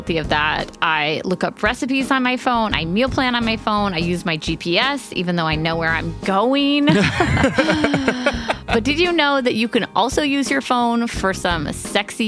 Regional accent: New York, United States; accent: New York; my New York accent

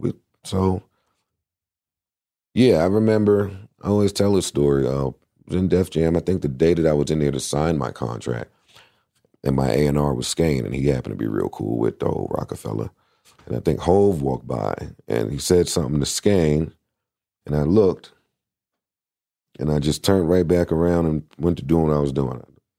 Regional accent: Queens, New York, United States; I was from Queens, so that was important.

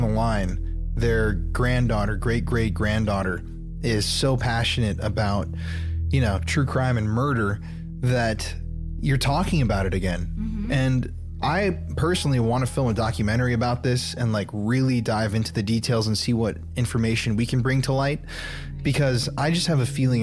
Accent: South Dakota, United States; moved away as an adult; now in Texas, United States; I came from South Dakota

